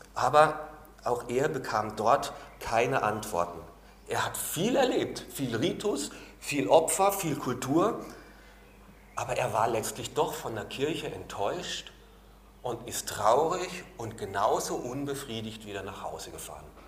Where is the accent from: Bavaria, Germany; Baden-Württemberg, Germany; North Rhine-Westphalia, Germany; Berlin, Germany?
Baden-Württemberg, Germany; also born or lived in Carinthia, Austria; now in Austria; ich komme aus Baden-Württemberg, da ist alles hinten mit Le, Stinkerbächle